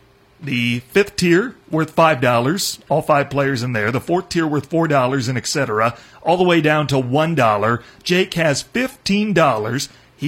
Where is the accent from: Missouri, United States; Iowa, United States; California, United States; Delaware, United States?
Iowa, United States; a man from Anthon, Iowa, which is in my neck of the woods, about an hour from my hometown.